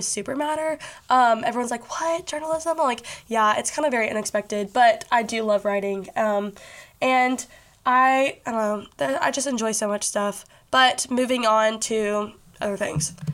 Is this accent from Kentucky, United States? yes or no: yes; Bowling Green, Kentucky, United States; also born or lived in Nashville, Tennessee; it's in Bowling Green, Kentucky. That's where I live. That's where I have grown up, you know, most of my life